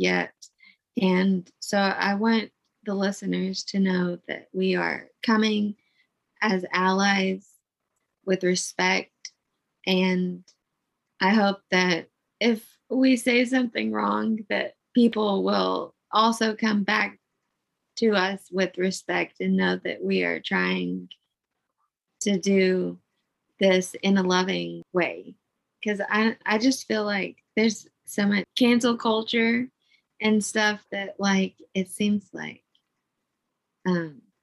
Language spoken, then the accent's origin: English; East End, Arkansas, United States; also born or lived in Little Rock, Arkansas; I was born in Little Rock, Arkansas, but grew up in a small town called East End.